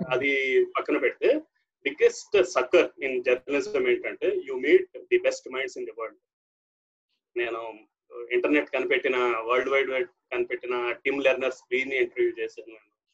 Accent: Ponduru, Andhra Pradesh, India; moved away as an adult; also born or lived in Hiramandalam / Chodavaram / S. Kota / Palakonda; మాది శ్రీకాకుళం అండి శ్రీకాకుళం జిల్లా పొందూరులో పుట్టాను నేను

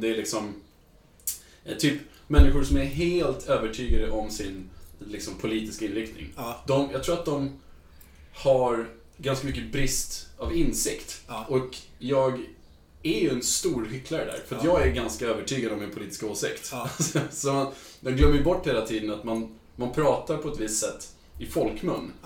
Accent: Stockholm, Stockholm County, Sweden; moved away as an adult; now in Luleå, Sweden; Jag är från eh, eh Stockholm, mm. södra delen. närmare Nynäshamn.

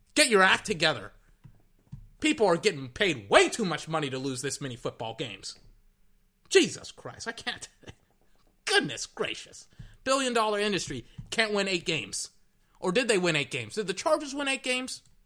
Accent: the South, United States; I'm from the South, and I went to a Baptist church when I was a kid

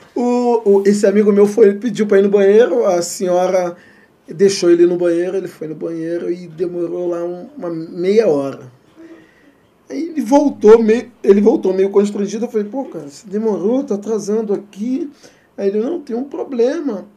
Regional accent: Rio de Janeiro, Brazil; also born or lived in São Paulo; sou nascido e criado em Madureira

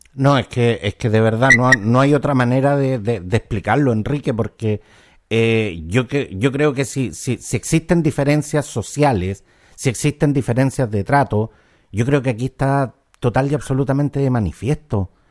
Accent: Chile; somos todos chilenos

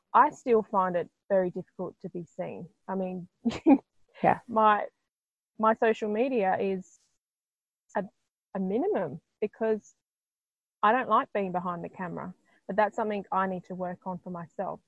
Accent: Australia; I am Aussie

